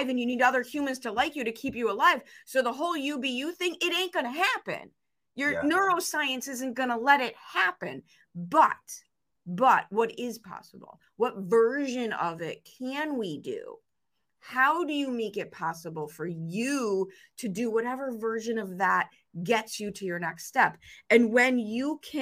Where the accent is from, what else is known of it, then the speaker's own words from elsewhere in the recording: Chicago, Illinois, United States; the 5-foot-tall female growing up in Chicago